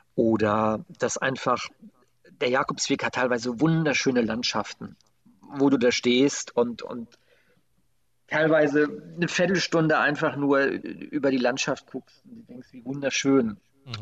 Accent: Germany; wo ich herkomme. Und dann sagte ich Deutschland

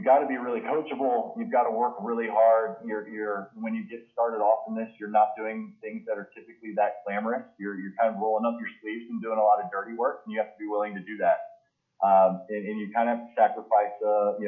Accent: Indianapolis, Indiana, United States; moved away as an adult; also born or lived in Canton, Ohio; I grew up in Indianapolis

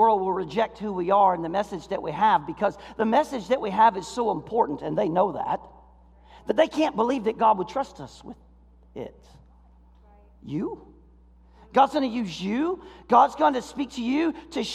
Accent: Florida, United States; now in Michigan, United States; I grew up in Florida

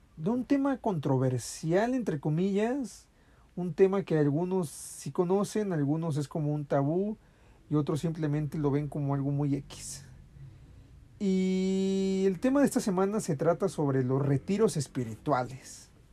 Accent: Mexico; aquí en mi, en mi país

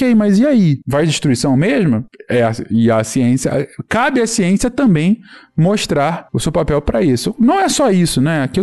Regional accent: São Paulo, Brazil; also born or lived in Rio de Janeiro; Eu sou paulista com X. Eu nasci em São Paulo. Com alguns meses eu fui morar no Rio. Aí eu voltei para São Paulo. Eu morei em São Paulo dos 6 aos 11 anos.

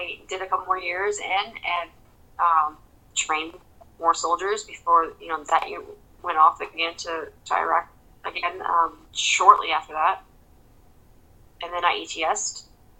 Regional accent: Santa Rosa, California, United States; moved away as an adult; also born or lived in Monterey / North Carolina / Florida; Santa Rosa is my hometown. Santa Rosa unit is right behind the high school that I graduated from

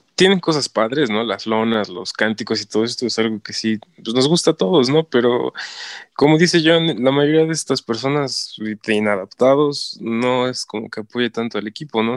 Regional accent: Hidalgo, Mexico; soy de Hidalgo

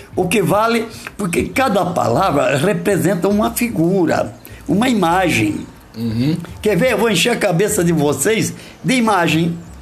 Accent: Brazil; accent: caipira; Eu tropicava, porque eu sou caipira

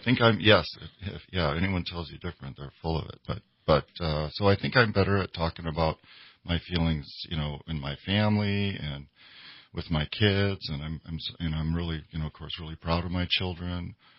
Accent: Minnesota, United States; I grew up in Minnesota

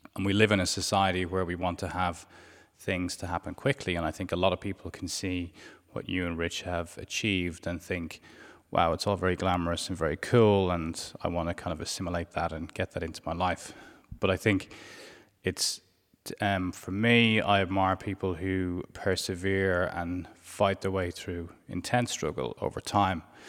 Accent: Ireland; from Ireland

